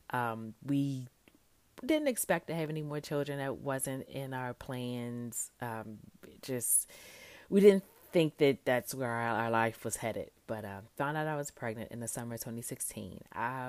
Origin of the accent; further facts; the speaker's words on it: Baltimore, Maryland, United States; moved away as an adult; also born or lived in Tuskegee, Alabama; now in Hanover, United States; I am from Baltimore, born and raised